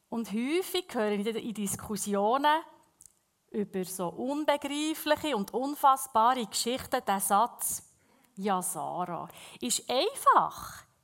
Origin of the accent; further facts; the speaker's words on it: Bern, Switzerland; accent: Bernese German; first language Bernese German; Ich lese sehr gerne in der Berndeutschen Bibel, weil es ist einfach unsere Muttersprache.